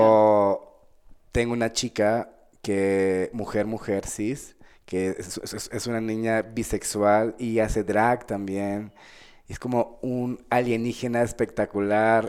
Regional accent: Venezuela; also born or lived in Bogotá, Colombia; now in Mexico; yo soy nacido en Colombia, en Bogotá, Colombia, y me criaron en Venezuela

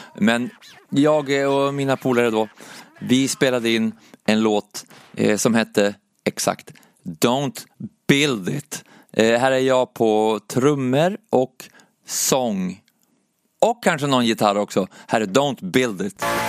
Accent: Umeå, Västerbotten County, Sweden; moved away; jag föddes i Umeå i alla fall 1986 och det, det, första minnet som jag har därifrån när jag, när jag växte upp

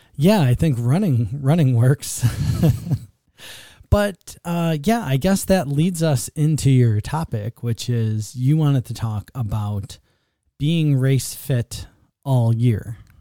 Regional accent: Buffalo, New York, United States; I grew up in Buffalo

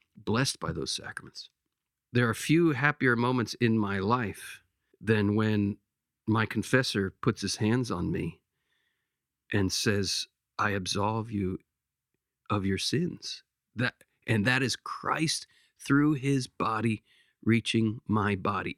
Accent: Lancaster, Pennsylvania, United States; my hometown where I grew up in Lancaster, Pennsylvania.

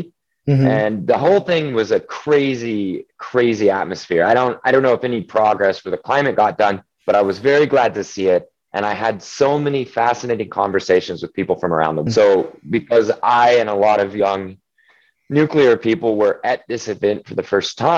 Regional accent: Oklahoma, United States; I'm from Oklahoma

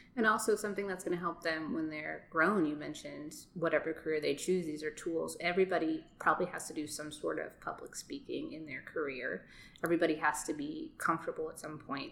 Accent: New York City, New York, United States; moved away; I was born in Brooklyn. Um, danced there when I was like four years old

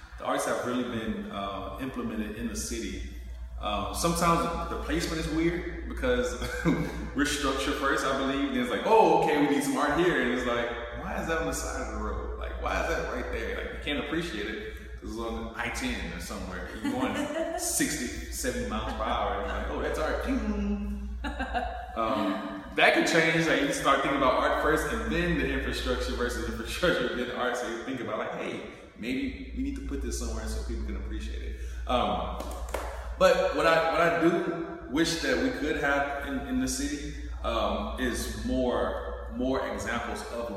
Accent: Houston, Texas, United States; Born and raised, yeah, Houston

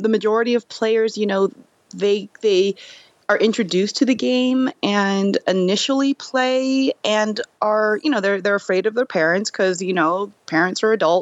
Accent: United States; as an American-born Korean, I experienced a bit of that, you know, when I was a kid.

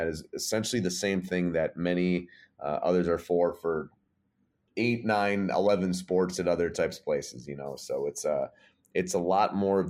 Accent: Livonia, Michigan, United States; also born or lived in Buffalo / Massachusetts; But yes, I am from Livonia, Michigan, which is a suburb of Detroit, about 20, 25 minutes outside the city. Moved there in the middle of second grade. I've kind of been around everywhere. I was born in Buffalo.

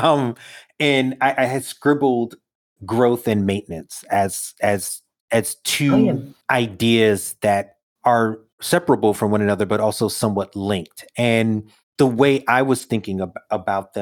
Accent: New York City, New York, United States; I grew up in Brooklyn, no gardens

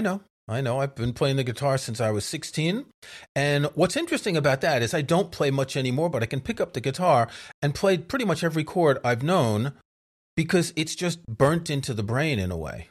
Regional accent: New York, United States; when I was growing up in New York, most of my friends were Jewish

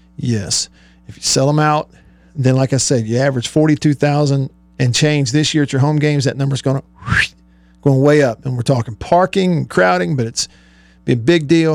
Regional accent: Russellville, Alabama, United States; I grew up in Russellville, Alabama.

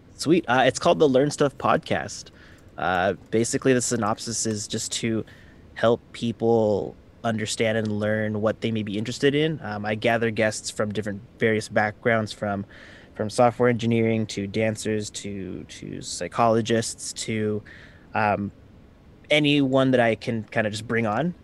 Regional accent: Vancouver, British Columbia, Canada; I'm from Vancouver, Canada

